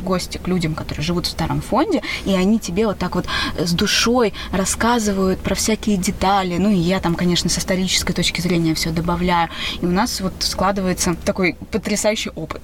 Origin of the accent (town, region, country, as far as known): Saint Petersburg, Russia